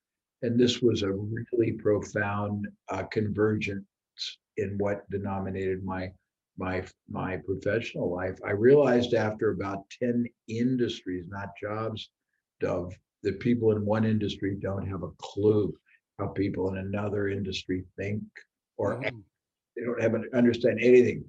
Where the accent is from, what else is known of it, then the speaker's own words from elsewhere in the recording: Indianapolis, Indiana, United States; my origin, I was born in Indianapolis, Indiana, Midwest